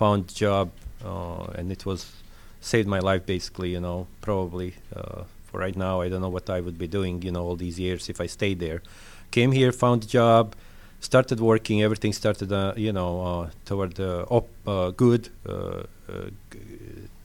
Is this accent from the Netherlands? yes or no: no; Bosnia & Herzegovina; accent: French; English is a second language; moved away as an adult; also born or lived in Slovenia / Yugoslavia; now in Lilburn, United States; That I was living in is Bosnia. Bosnia, I'm Croatian, nationality from Bosnia, born in Slovenia